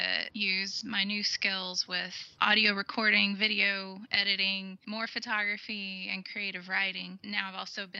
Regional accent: Texas, United States; moved away as an adult; I grew up in Texas

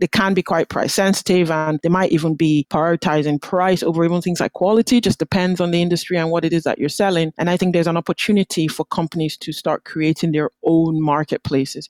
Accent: Nigeria; now in Aberdeen, United Kingdom; I'm Nigerian originally

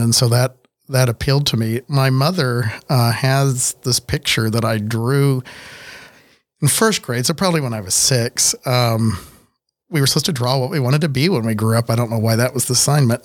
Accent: Miami, Oklahoma, United States; I grew up in Miami, Oklahoma, town of about fifteen thousand at that point in the seventies and eighties

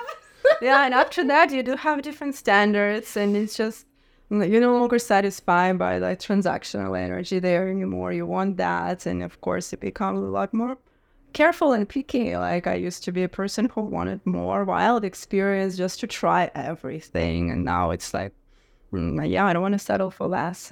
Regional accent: Russia; moved away; Growing up in Russia

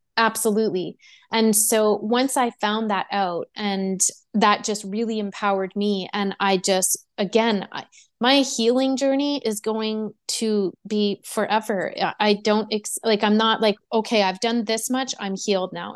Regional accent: Quebec, Canada; I'm from Quebec

